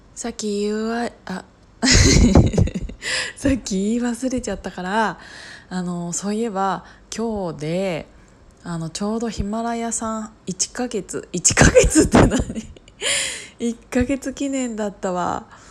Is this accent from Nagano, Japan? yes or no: no; Kiryu, Gunma, Japan; 群馬県桐生市の、うんと、再生計画ということで私の地元